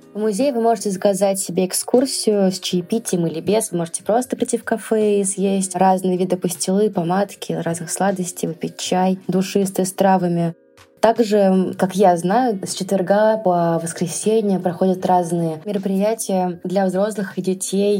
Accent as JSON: {"language": "Russian", "town": "Kolomna", "region": "Moscow Oblast", "country": "Russia", "tie": "born or raised there", "said": "мой родной город"}